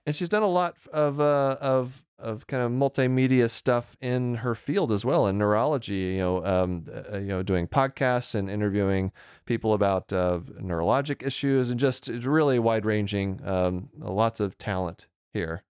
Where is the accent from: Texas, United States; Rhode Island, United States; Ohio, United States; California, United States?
Texas, United States; Deer Park; moved away as an adult; I grew up outside of Houston